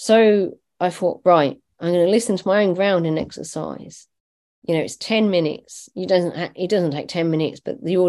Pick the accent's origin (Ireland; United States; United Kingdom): Ireland; I'm Irish, not Scottish